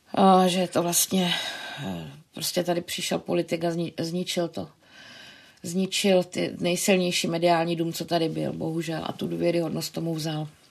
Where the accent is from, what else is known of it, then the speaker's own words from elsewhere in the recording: Brno, South Moravian Region, Czechia; moved away as an adult; now in Prague, Czechia; my jsme oba z Brna